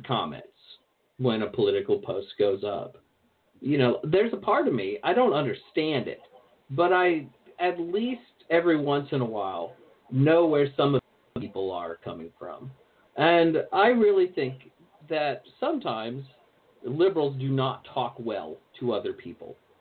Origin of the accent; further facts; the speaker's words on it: American South, rural Virginia, United States; moved away; I grew up in the American South for to a large degree. So I went to high school. Well, I went to high school and I went to junior high mostly in rural Virginia